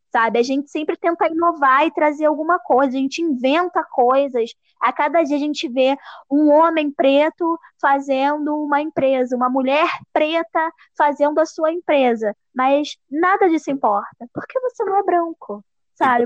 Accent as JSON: {"language": "Portuguese", "region": "Rio de Janeiro", "country": "Brazil", "said": "eu sou do Rio de Janeiro"}